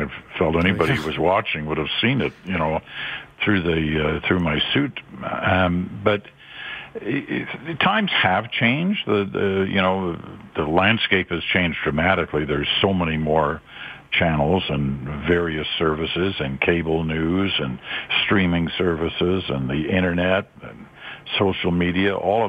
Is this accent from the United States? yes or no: no; Malaysia; also born or lived in England; now in Canada; I was born in England and raised in Southeast Asia, in Malaysia. It's now Malaysia. Then it was just Malaya.